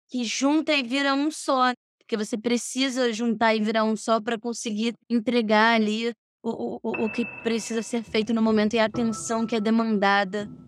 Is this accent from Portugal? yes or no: no; France; born there; Eu nasci na França e vim direto para o colégio francês.